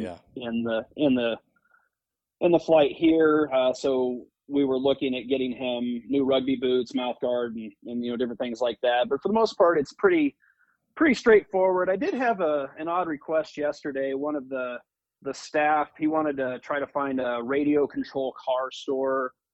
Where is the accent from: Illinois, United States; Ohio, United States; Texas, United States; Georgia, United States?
Illinois, United States; Georgetown; So I'm originally from the Midwest. Uh, grew up in a uh, very small town in Illinois called Georgetown, Illinois, uh, just a couple hours south of Chicago